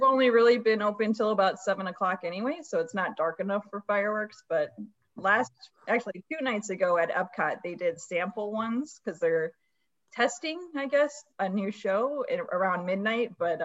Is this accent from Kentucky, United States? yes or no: no; Chicago, Illinois, United States; now in Orlando, United States; I grew up in Chicago, in the western suburbs Illinois. Of Chicago